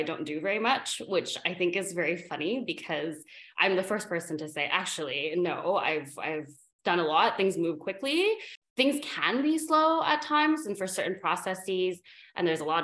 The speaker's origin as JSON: {"language": "English", "town": "Vancouver", "region": "British Columbia", "country": "Canada", "tie": "born or raised there", "said": "I grew up in Canada, I grew up in Vancouver."}